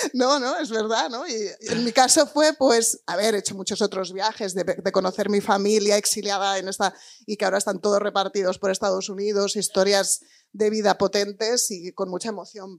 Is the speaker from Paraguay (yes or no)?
no; Spain; moved away as an adult; also born or lived in England; emigrar como español, irte a trabajar a un papa a Inglaterra, que es lo que yo he hecho